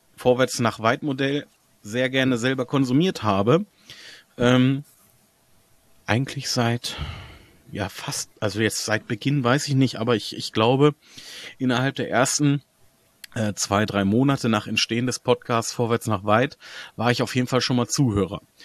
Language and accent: German; Hanover, Lower Saxony, Germany; Ich bin Hannoveran, von Geburt